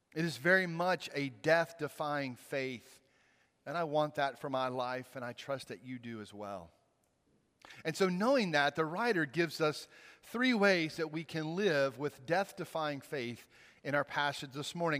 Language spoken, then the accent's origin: English; Mississippi, United States; moved away as an adult; now in Virginia, United States; I grew up in Mississippi. I spent the first twenty-three years of my life there